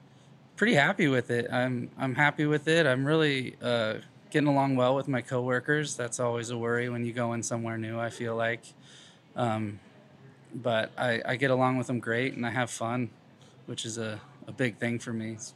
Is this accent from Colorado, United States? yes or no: yes; Colorado, United States; moved away as an adult; also born or lived in Fort Collins, Colorado; now in Des Moines, United States; I was born and raised in Colorado, so, you know, kind of a beer haven as is.